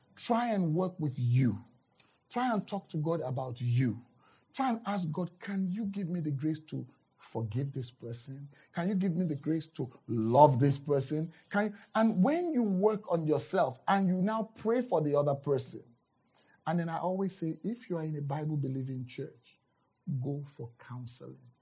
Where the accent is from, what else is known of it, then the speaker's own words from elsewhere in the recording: Nigeria; moved away; I'm from Nigeria right. originally.